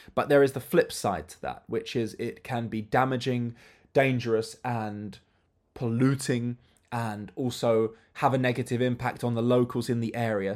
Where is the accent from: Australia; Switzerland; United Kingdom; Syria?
United Kingdom; as a child and as a teenager, I traveled with my family, but family holidays are different, especially as a British family